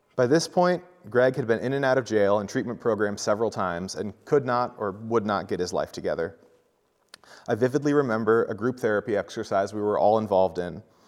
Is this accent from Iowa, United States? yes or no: yes; Centerville, Iowa, United States; also born or lived in Ottumwa, Iowa; I grew up in Centerville, Iowa, a small town of about five thousand people